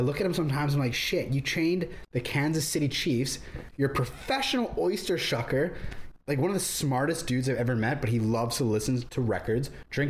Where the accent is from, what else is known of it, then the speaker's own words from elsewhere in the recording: Burnaby, British Columbia, Canada; growing up in North Burnaby